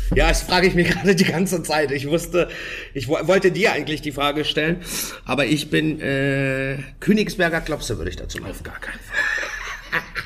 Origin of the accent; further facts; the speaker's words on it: Germany; bei uns in Deutschland